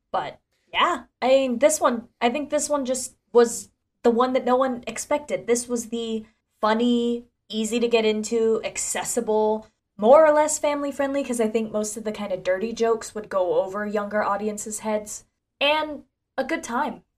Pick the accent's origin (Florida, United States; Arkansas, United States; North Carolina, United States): Florida, United States; Ocala; my hometown of Ocala, Florida